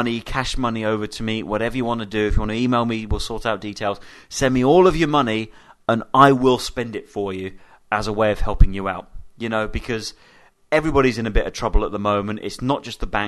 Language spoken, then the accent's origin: English; United Kingdom; I'm British and I'm a British citizen